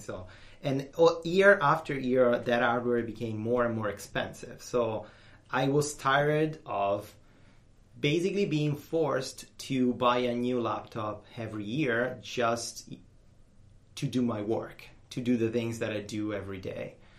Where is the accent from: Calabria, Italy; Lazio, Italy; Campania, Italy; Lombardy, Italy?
Lazio, Italy; Rome; I'm Italian. I'm from Italy